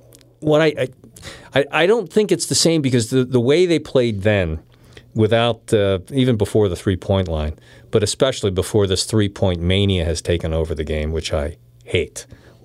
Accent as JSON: {"language": "English", "town": "Philadelphia", "region": "Pennsylvania", "country": "United States", "also_born_or_lived": "Boston", "said": "I was working in Boston as a very young guy, early 20s, and word got around very quickly that I was from Philadelphia."}